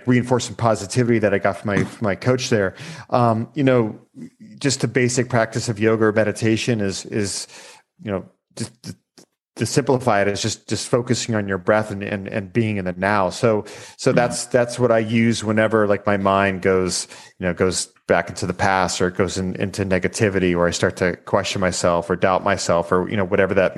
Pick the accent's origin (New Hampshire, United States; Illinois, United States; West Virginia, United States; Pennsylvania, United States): Pennsylvania, United States; Erie; I grew up in Erie, Pennsylvania, which is like right on the lake there in Pennsylvania